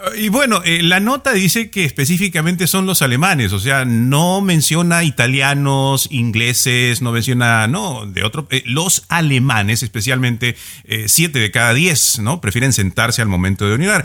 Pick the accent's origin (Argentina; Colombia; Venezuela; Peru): Peru; yo como peruano